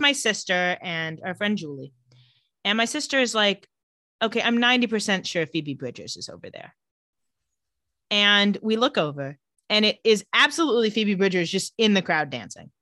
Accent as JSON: {"language": "English", "town": "Palm Springs", "region": "California", "country": "United States", "tie": "born or raised there", "said": "I grew up in Palm Springs."}